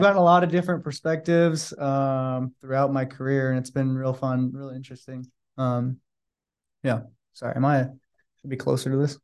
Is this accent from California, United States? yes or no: yes; Sacramento, California, United States; now in San Francisco, United States; I'm from Sacramento, so I have a lot of family here